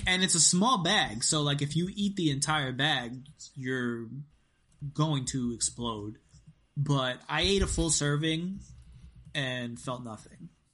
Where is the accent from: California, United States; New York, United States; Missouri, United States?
New York, United States; I'm from New York